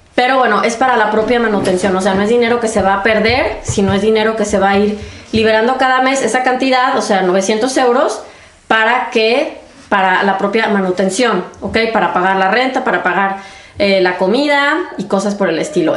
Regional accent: Mexico; moved away as an adult; now in Germany; yo soy de México

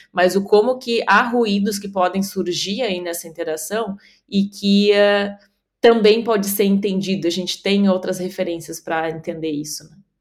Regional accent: Rio Grande do Sul, Brazil; estou aqui falando hoje do Rio Grande do Sul, da minha terra natal

